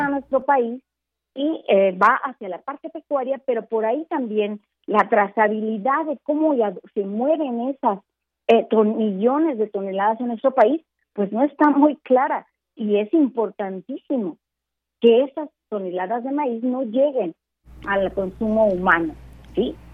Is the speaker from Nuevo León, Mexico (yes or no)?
no; Michoacán, Mexico; Yo soy originaria de Michoacán